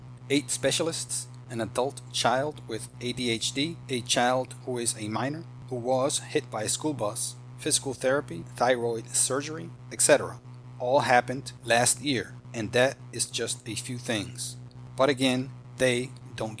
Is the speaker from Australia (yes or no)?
no; Dominican Republic; also born or lived in Florida / Texas / Alabama / Kentucky; now in Georgia, United States; When I was growing up in the Dominican Republic